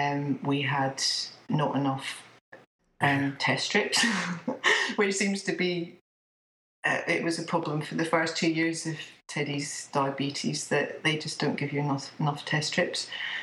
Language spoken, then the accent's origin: English; Scotland, United Kingdom; now in England; I live in England. I'm actually Scottish, and I've got 3 children.